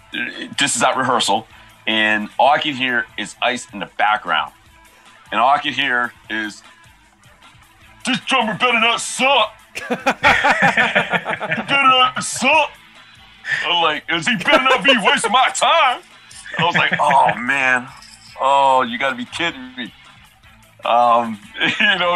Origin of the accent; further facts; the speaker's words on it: Maryland, United States; moved away as an adult; now in Los Angeles, United States; I moved from Maryland